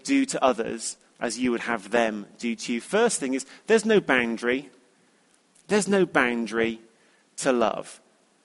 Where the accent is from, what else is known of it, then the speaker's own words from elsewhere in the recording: United Kingdom; being British